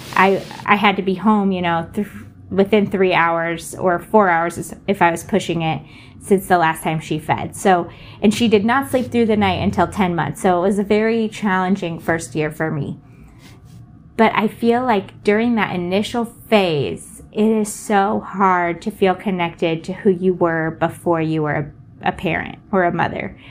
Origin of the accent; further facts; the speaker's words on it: Southern California, United States; now in Portland, United States; We're actually from Southern California